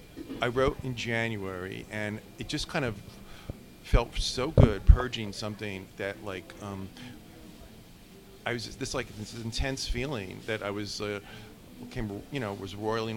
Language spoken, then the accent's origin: English; New York, United States; now in Los Angeles, United States; I'm from New York, but I moved to L.A.